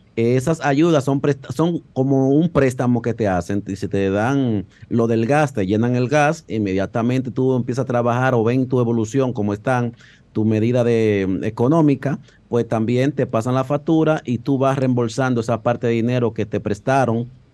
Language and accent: Spanish; Dominican Republic